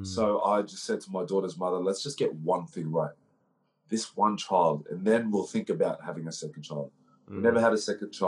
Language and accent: English; Brisbane, Queensland, Australia; also born or lived in Melbourne; now in Gold Coast, Australia; I grew up in Brisbane, Southeast Brisbane. And I live on the Gold Coast